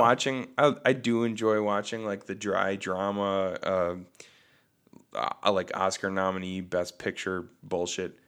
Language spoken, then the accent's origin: English; Bad Axe, Michigan, United States; we had Devil's Night growing up in Bad Axe